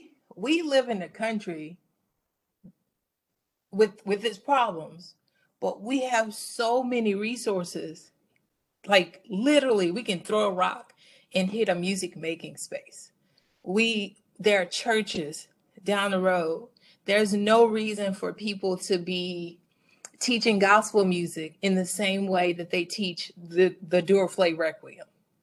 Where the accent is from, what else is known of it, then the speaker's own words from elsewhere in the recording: the South, United States; I grew up in the South.